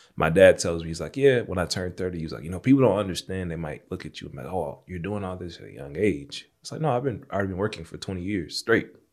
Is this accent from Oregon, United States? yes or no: no; Jonesboro, Arkansas, United States; that I grew up in, Jonesboro, Arkansas